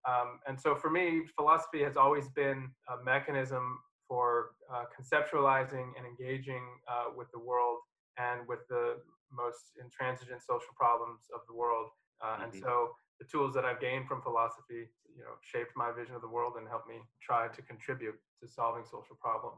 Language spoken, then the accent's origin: English; Central Valley of California, United States; I am born and raised in the Central Valley of California, where, as you know, there are more prisons per capita than institutions of higher education. And I was raised there during the prison boom of the 1980s and 90s.